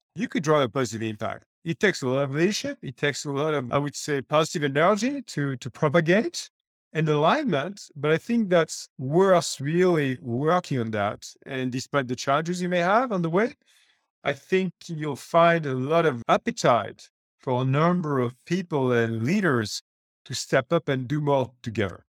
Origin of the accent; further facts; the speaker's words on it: France; moved away; I used to run the Microsoft subsidiary in my home country, France